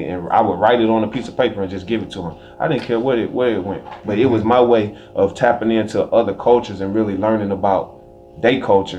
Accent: the South, United States; Because I grew up in the South with tension between white and black.

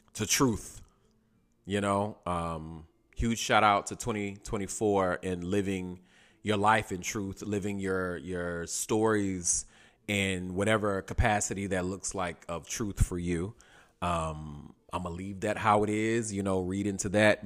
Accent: Durham, North Carolina, United States; also born or lived in New York City / Atlanta, Georgia / Washington, D.C.; now in Los Angeles, United States; I'm originally from Durham, North Carolina, Bull City

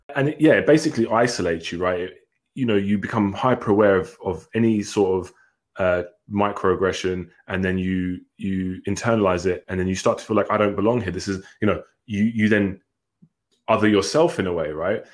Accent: England, United Kingdom; I was born in England. I grew up in England

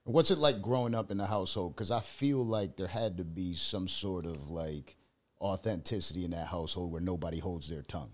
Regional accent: Buffalo, New York, United States; moved away; I'm from Buffalo. I get blizzards

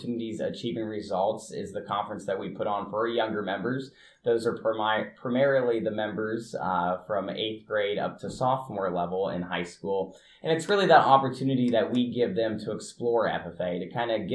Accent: Union City, Indiana, United States; I'm originally from Union City, Indiana, which is a small town in Randolph County over towards the east central part of the state

